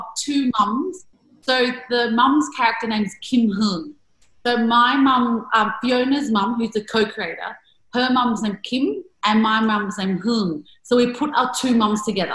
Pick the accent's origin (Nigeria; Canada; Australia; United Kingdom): Australia; Springvale, Victoria; growing up in Springvale